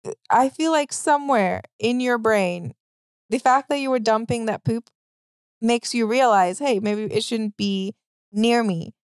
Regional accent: Trinidad & Tobago; now in United States; I'm from Trinidad

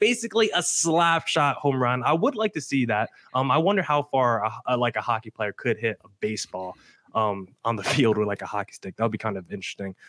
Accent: New Jersey, United States; I'm a guy born and raised in New Jersey

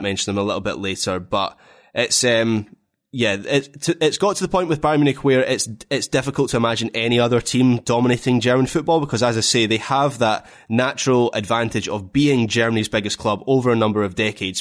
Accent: Scotland, United Kingdom; being a Scot

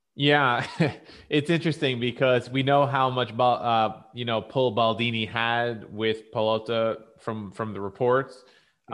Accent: United States; as an American sports fan

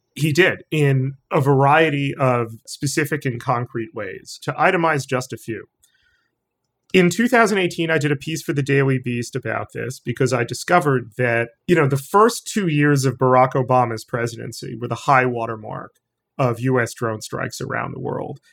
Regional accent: New York City, New York, United States; every New Yorker, particularly of my age

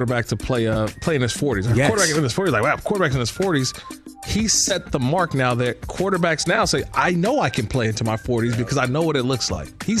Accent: Bay Area, California, United States; growing up in the Bay Area

